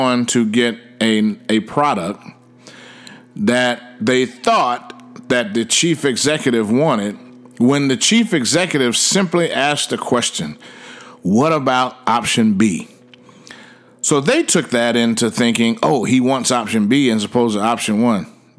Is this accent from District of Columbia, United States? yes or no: yes; Washington, District of Columbia, United States; now in Frisco, United States; I hail from Washington, D.C., but I live in Frisco, Texas.